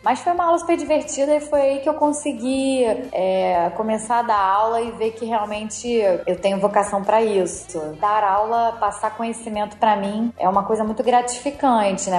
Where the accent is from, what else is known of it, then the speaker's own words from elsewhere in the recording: Rio de Janeiro, Brazil; sou carioca, mesmo, da Gema